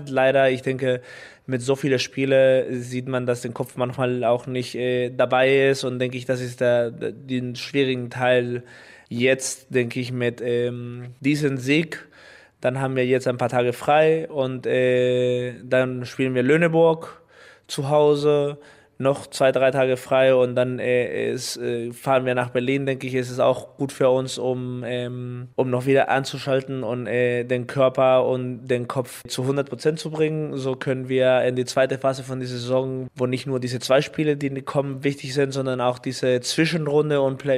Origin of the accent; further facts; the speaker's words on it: Mexico; born there; weil man, ich geboren bin in Mexiko als Kind von äh, deutsche Bürger und mein mexikanischer Pass, weil ich in Mexiko geboren bin.